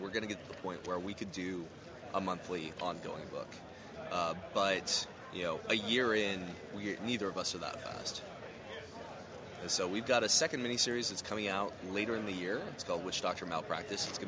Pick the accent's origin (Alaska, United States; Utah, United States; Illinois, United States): Alaska, United States; Fairbanks; moved away as an adult; my hometown of Fairbanks, Alaska, is colder and darker than Antarctica during that time